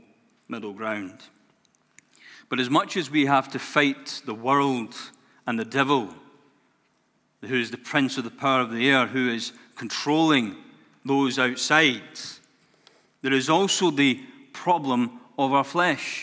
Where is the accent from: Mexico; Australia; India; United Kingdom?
United Kingdom; Glasgow, Scotland; my life growing up in Glasgow, or just outside of Glasgow in Scotland. I wasn't brought up in the worst of neighborhoods